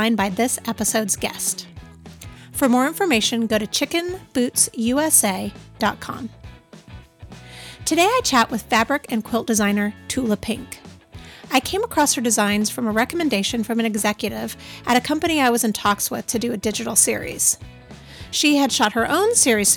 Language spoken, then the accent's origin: English; Torrance, California, United States; moved away; I grew up in Torrance